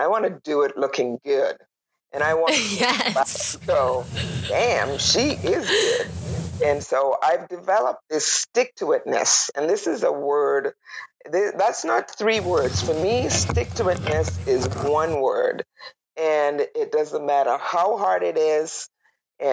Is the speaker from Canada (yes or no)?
yes; Toronto, Ontario, Canada; moved away as an adult; also born or lived in Tobago / Manitoba; now in Whitehorse, Canada; I grew up in Toronto, and I moved to Manitoba in 2001